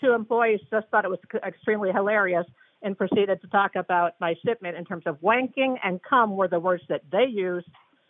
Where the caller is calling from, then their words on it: Maryland, United States; I'm calling from Maryland.